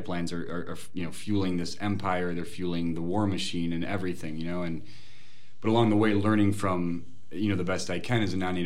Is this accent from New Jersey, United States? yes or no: no; Minneapolis, Minnesota, United States; also born or lived in Cape Town, South Africa / Burkina Faso; I was born in Cape Town, South Africa, Peace Corps parents. You know, I spent my first year and a half with monkeys and diapers in Burkina Faso. You know, but I was basically raised in the Twin Cities